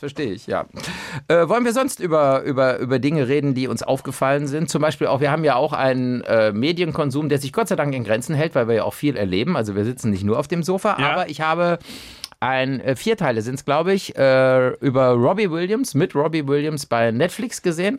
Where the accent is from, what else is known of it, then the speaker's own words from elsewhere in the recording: Cologne, North Rhine-Westphalia, Germany; als Kölner